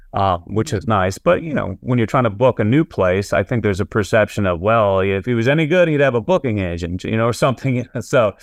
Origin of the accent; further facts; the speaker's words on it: New England, United States; also born or lived in Massachusetts / Nashville; now in New Hampshire, United States; I grew up in New England